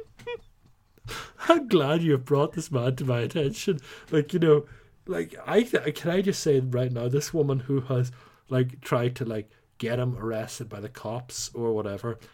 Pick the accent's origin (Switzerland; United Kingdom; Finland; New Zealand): United Kingdom; Northern Ireland; accent: Northern Irish; you might not count this as an Irish accent 'cause I'm technically a Nordy